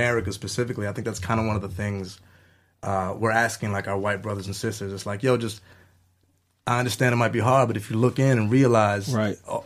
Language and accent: English; New York City, New York, United States; I grew up in New York City